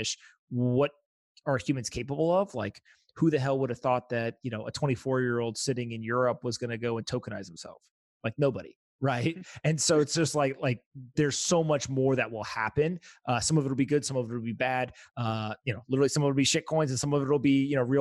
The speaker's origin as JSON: {"language": "English", "country": "United States", "said": "I'm an American citizen"}